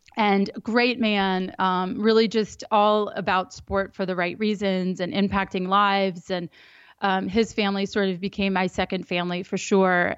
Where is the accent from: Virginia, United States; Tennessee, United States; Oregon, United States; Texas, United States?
Virginia, United States; Reston; I grew up in Northern Virginia. I grew up in Reston.